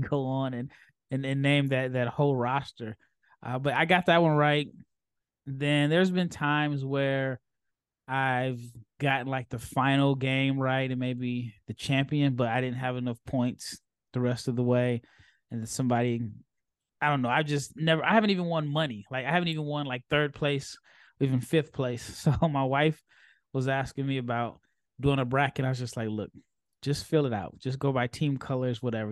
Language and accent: English; Omaha, Nebraska, United States; I'm from Omaha, I'm a Creighton guy